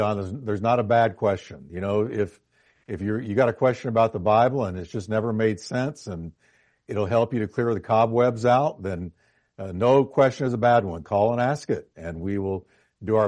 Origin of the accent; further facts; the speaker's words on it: New York, United States; moved away; I was born in New York.